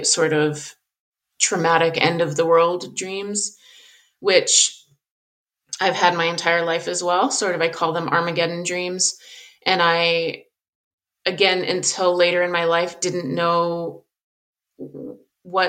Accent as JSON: {"language": "English", "region": "Southern Colorado", "country": "United States", "tie": "born or raised there", "said": "I grew up in Southern Colorado. I live in Colorado now"}